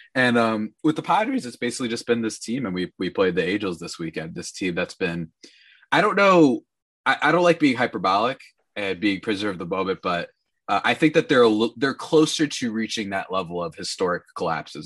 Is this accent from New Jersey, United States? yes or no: yes; New Jersey, United States; I hail from the absurdest land known as New Jersey